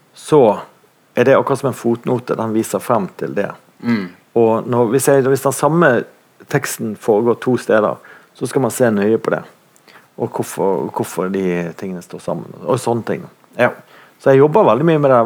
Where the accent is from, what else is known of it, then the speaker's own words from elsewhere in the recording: Bergen, Vestland, Norway; i Bondtveitsdalen, der jeg vokste opp